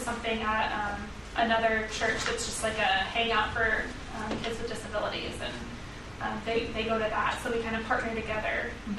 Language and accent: English; Arnold, Maryland, United States; Arnold, Maryland, so Annapolis.